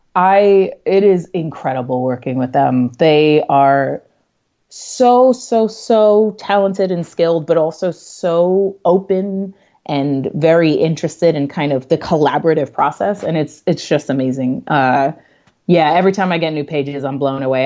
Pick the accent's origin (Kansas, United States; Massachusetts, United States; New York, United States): New York, United States; New York City; I'm a New Yorker